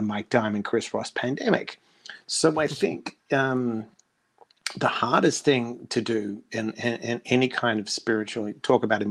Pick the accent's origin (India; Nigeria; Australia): Australia; Perth, Western Australia; moved away; also born or lived in United States; I was come from Perth with nothing, the most isolated capital city in the world, moved to America